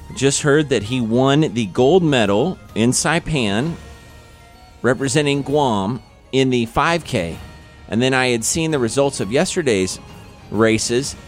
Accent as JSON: {"language": "English", "area": "Independence", "region": "Missouri", "country": "United States", "tie": "born or raised there", "said": "Good old President Harry S. Truman from my hometown"}